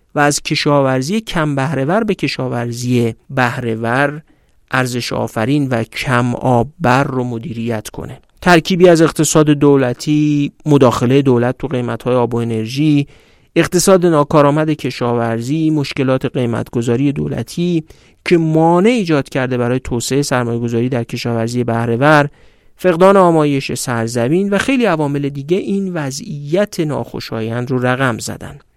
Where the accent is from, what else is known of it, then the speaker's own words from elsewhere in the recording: Iran; ما نه اصفهانی هستیم نه چهارمحالی نه یزدی نه خوزستانی ما ایرانی هستیم